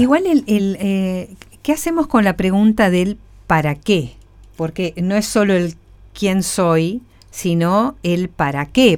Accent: Argentina; Argentina, eh, de ambos lados de la grieta que tanto nos describe

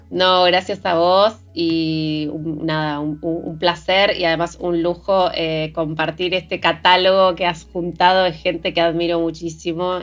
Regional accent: Patagonia, Argentina; mujer latinoamericana, patagónica, pueblerina

